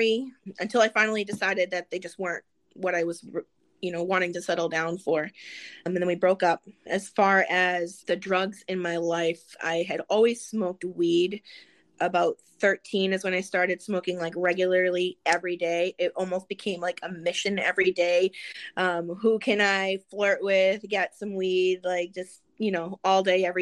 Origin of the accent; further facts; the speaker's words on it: Massachusetts, United States; I grew up in Massachusetts